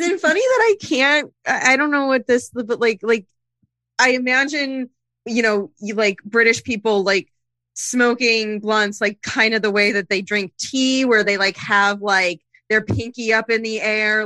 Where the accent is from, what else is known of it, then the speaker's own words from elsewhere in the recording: Pocono Mountains, Pennsylvania, United States; now in California, United States; I am from the Pocono Mountains